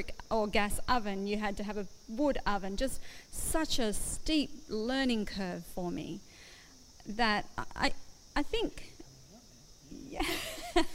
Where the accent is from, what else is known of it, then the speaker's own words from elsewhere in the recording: Brisbane, Queensland, Australia; moved away as an adult; also born or lived in Goulburn; now in Western Australia, Australia; I grew up in Brisbane